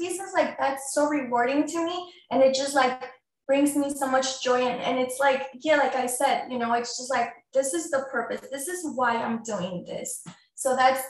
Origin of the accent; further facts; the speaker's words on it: Mexico City, Mexico; moved away; I'm an immigrant from Mexico City.